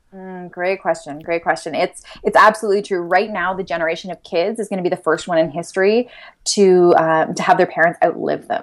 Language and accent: English; London, Ontario, Canada; I was born and raised here in London